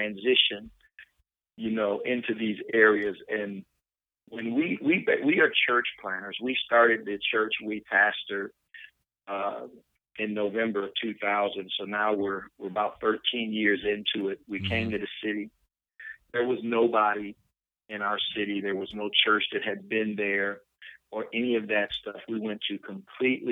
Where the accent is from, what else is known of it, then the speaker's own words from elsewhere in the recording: Flint, Michigan, United States; I come from Flint